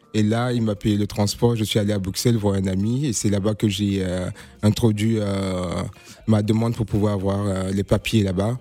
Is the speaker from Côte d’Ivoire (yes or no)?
yes; Côte d’Ivoire; now in Paris, France; mon pays d'origine, la Côte d'Ivoire